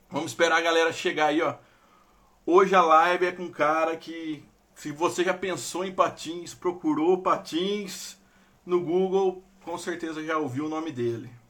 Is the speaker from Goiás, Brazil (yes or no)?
no; São Paulo, Brazil; Sou, sou do interior de São Paulo.